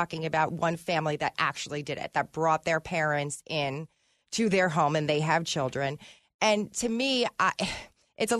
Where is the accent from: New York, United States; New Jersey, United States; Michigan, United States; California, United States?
New Jersey, United States; I grew up in New Jersey